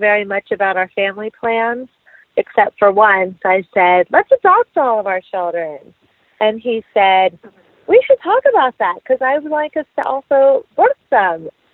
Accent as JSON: {"language": "English", "town": "Las Vegas", "region": "Nevada", "country": "United States", "tie": "born or raised there", "moved": "as an adult", "lives_now": "San Francisco, United States", "said": "I live in San Francisco right now. I grew up in Las Vegas, but we've been here in the Bay Area for the last 11 years."}